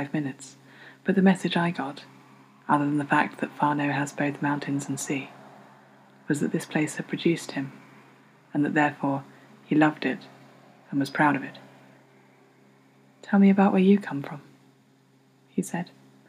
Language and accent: English; the Medway towns, South East England, United Kingdom; In a few months' time, I'm going to move from the Medway towns where I've lived all my life to London, where I hope to live for the remainder of it.